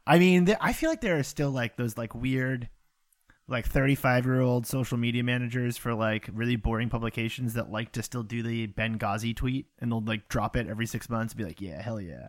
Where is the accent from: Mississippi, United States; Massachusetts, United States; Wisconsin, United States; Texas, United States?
Massachusetts, United States; near Salem; I grew up next to Salem, Massachusetts.